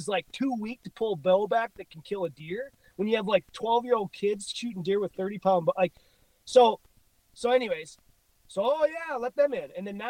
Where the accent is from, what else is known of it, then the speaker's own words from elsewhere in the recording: Illinois, United States; moved away as an adult; now in Missoula, United States; You know, Illinois, my home state. I grew up there. I moved here when I was 18. So I've been here for, I don't know, fucking 50 years.